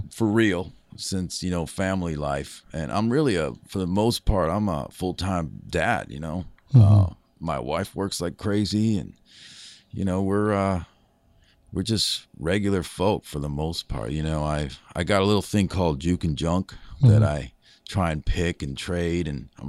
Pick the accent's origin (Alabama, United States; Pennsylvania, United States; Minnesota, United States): Minnesota, United States; Minneapolis; also born or lived in New York City; Yeah, I grew up in the Twin Cities, Minneapolis, St. Paul.